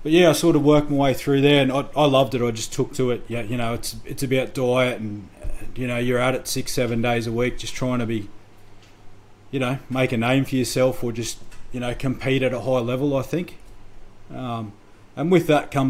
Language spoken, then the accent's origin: English; Toowoomba, Queensland, Australia; I grew up in Toowoomba